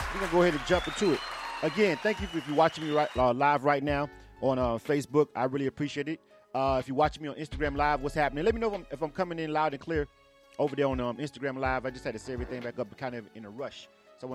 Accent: Panama City, Florida, United States; Panama City, Florida, the 850 is my hometown

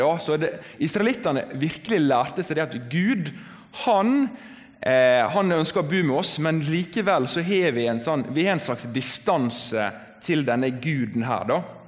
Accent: Volda, Møre og Romsdal, Norway; moved away as an adult; now in Bergen, Norway; jeg kommer fra Volda på Sunnmøre

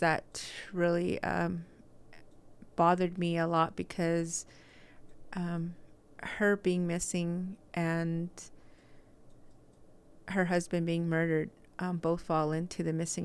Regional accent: Red Mesa, Arizona, United States; now in Salt Lake City, United States; I am originally from Red Mesa. I live here in Salt Lake

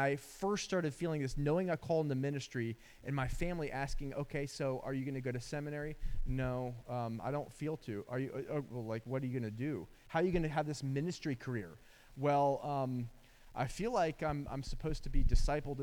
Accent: Atlanta, Georgia, United States; also born or lived in Dublin, Georgia; I'm from Atlanta, big city

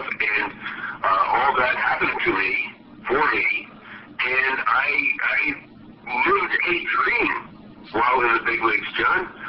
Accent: United States; For a young guy, uh, growing up in America and being an all-American kid

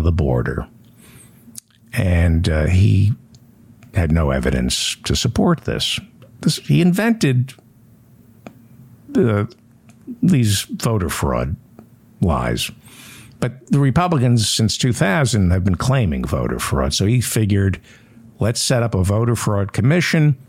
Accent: New York City, New York, United States; I'm from New York

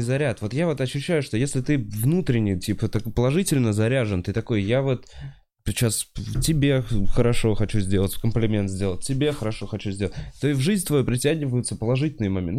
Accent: Russia; я вроде из России

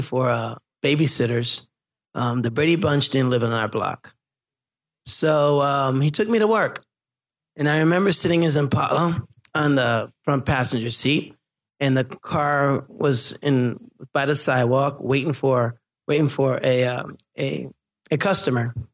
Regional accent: Haiti; moved away; I'm from Haiti

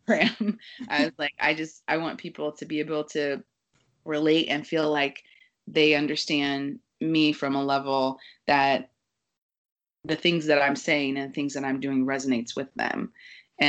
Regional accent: Kansas City, United States; moved away as an adult; now in New York, United States; I grew up in Kansas City where, you know, everybody kind of gets married at 22, 24

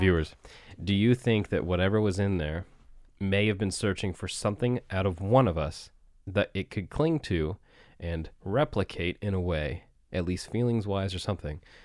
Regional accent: Barrington, Nova Scotia, Canada; Barrington's also my hometown

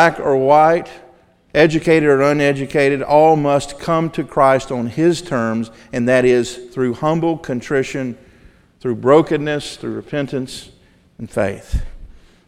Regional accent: the South, United States; I grew up in Southern Baptist churches in the South

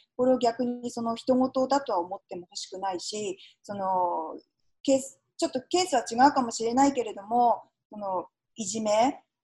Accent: Japan; now in United States; 私がたまたま日本で生まれて育ってますけれども

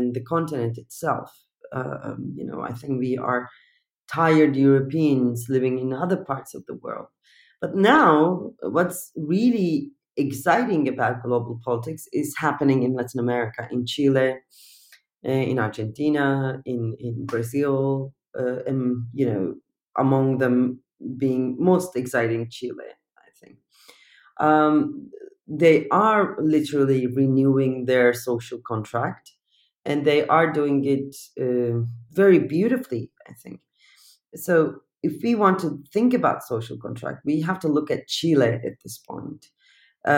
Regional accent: Turkey; English is a second language; moved away as an adult; I'm coming from Turkey

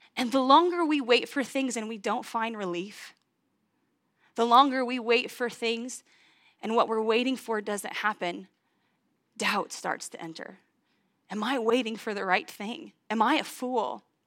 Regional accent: St. Joseph, Missouri, United States; also born or lived in Washington, Missouri; I was born in St. Joseph, Missouri

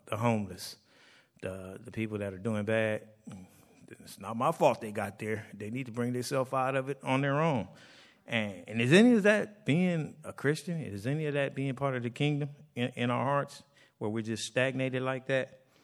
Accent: United States; us Americans that are born here

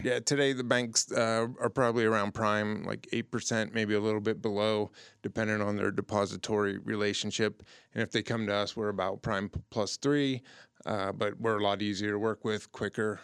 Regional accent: Youngstown, Ohio, United States; I'm from Youngstown, Warren, Ohio, that area

